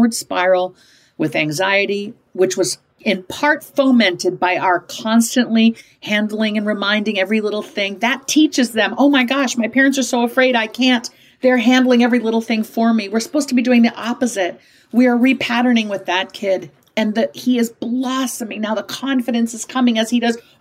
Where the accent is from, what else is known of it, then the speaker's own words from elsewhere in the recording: Midwest, United States; growing up in the Midwest